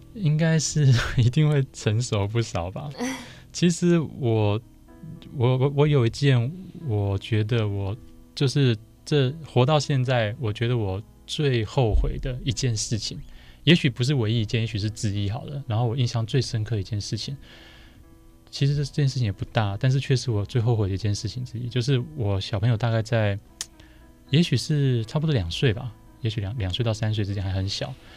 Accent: Zhongli, Taoyuan, Taiwan; 我老家就是等于是就婆家。娘家在卤煮 ，那婆家在中立

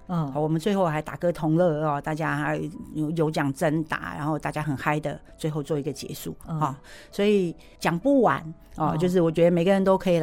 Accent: Myanmar; 好，我们云南人凌晨六点就要吃米干

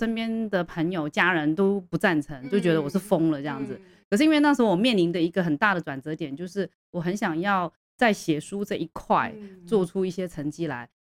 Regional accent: Hong Kong; born there; 其实我是在香港出生

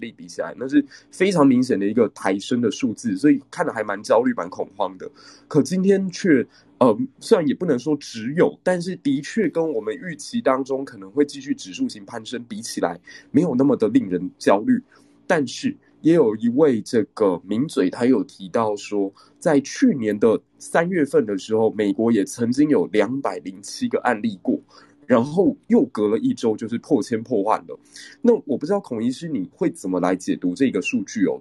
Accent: Taiwan; 我们台湾人其实团结起来也是蛮强大的

